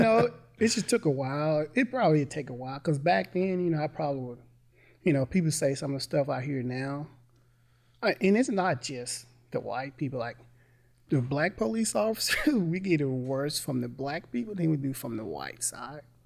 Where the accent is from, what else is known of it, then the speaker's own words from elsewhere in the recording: Mississippi, United States; I'm from Mississippi